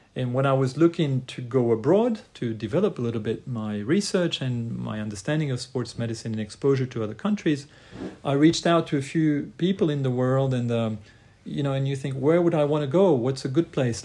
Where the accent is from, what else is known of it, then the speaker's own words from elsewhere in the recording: Lausanne, Vaud, Switzerland; also born or lived in Croatia; I was trained in Lausanne, Switzerland initially. That's where I'm from, where I was born, but originally I'm from Croatia